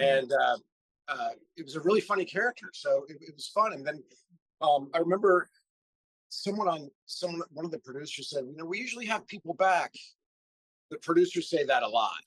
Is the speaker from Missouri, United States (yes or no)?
yes; Missouri, United States; moved away as an adult; also born or lived in Indiana; I'm, I'm from Missouri. I went to college in Indiana